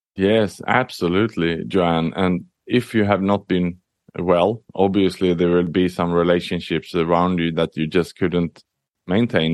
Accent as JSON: {"language": "English", "country": "Sweden", "tie": "born or raised there", "also_born_or_lived": "Southeast Asia", "moved": "yes", "lives_now": "Singapore", "said": "I was born in Sweden, but I'm an expat. I lived and worked across the world"}